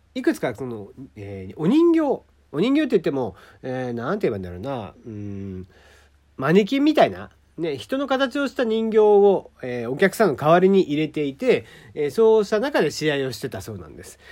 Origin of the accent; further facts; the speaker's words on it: Kagoshima, Japan; 私の地元鹿児島ですね